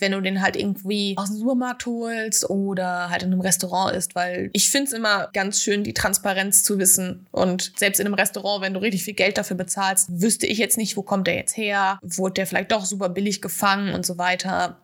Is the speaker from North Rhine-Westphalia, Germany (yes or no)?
yes; Ostwestfalen-Lippe, North Rhine-Westphalia, Germany; moved away as an adult; now in Hamburg, Germany; kam ja ursprünglich aus der Ecke Ostwestfalen-Lippe